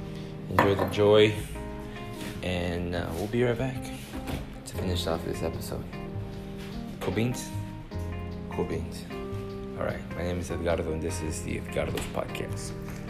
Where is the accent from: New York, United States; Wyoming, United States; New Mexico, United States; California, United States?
Wyoming, United States; We're from Wyoming, so like, we like the hot and then getting in the pool.